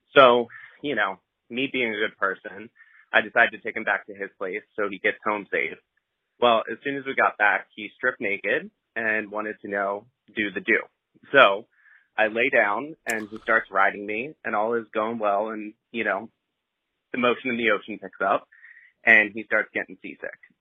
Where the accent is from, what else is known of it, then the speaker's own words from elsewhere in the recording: Philadelphia, Pennsylvania, United States; I'm from Philly